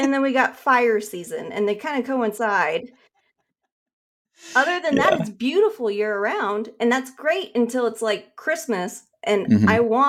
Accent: Carson City, Nevada, United States; moved away as an adult; now in Orange County, United States; I was born in Carson City, Nevada. So I grew up in Nevada and lived there until I was like 22. And then I moved to Southern California.

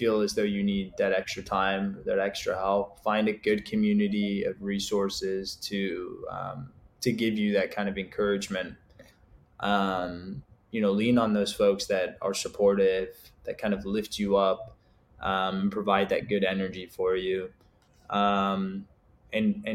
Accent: Egypt; now in United States; I'm from Egypt

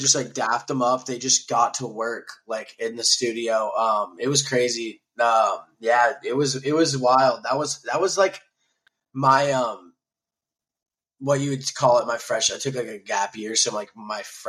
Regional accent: Nashville, Tennessee, United States; moved away as an adult; also born or lived in Dallas, Texas / Minnesota / Charleston; now in Tampa, United States; moved to Nashville when I was like 11, so like grew up in Nashville

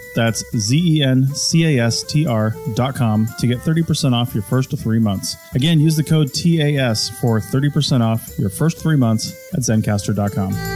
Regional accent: Monroe, Washington, United States; My hometown, Monroe, Washington

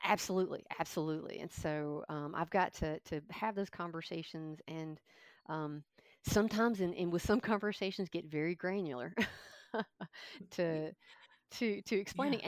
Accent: Kentucky, United States; now in Thomasville, United States; I grew up in Kentucky

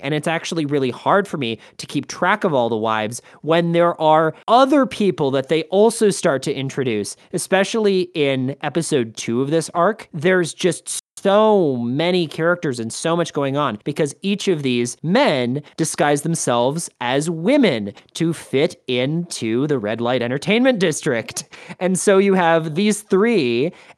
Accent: United States; more to my sensibility as an American

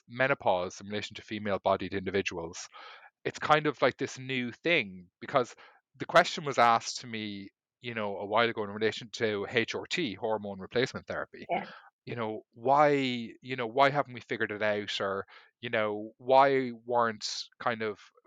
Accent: Ireland; I grew up in Ireland

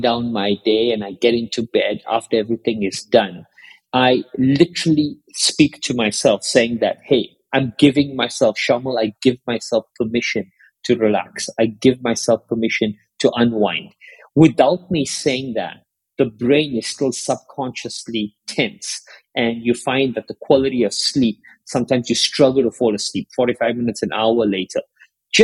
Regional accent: South Africa; I grew up in South Africa

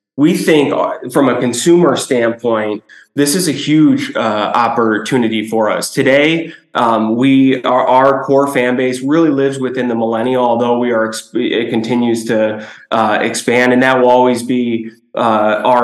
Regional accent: Chicago, Illinois, United States; I'm born and raised in Chicago, a kid in the 90s

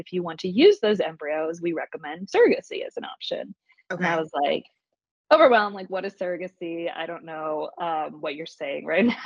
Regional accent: Plano, Texas, United States; now in Austin, United States; I grew up in Plano, Texas, outside of Dallas

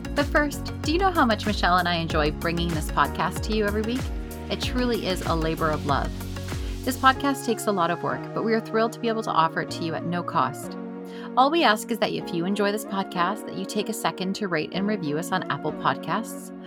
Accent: Canada; we're a Canadian country

